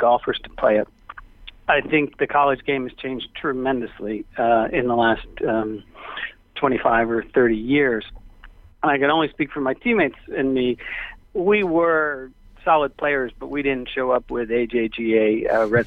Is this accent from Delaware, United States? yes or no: no; New York City, New York, United States; I grew up in Manhattan and learned the game on Long Island